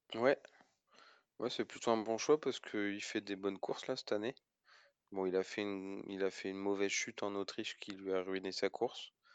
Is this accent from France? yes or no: yes; France; en tant que Français